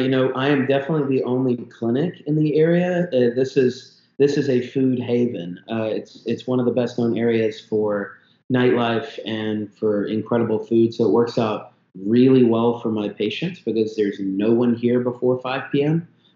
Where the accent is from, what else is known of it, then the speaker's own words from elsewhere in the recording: South Africa; born there; moved away; My parents are Zimbabwean. We were born in South Africa, but we moved from South Africa to Zaire specifically to be able to move to the States.